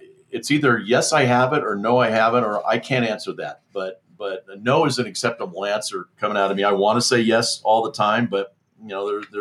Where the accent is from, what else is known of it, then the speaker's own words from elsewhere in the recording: Southern California, United States; moved away as an adult; also born or lived in Carlsbad, California; now in Mammoth Lakes area, United States; born and raised in Southern California